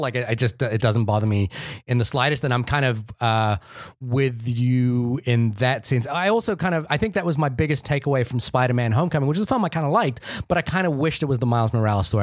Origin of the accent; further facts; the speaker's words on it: India; I'm Indian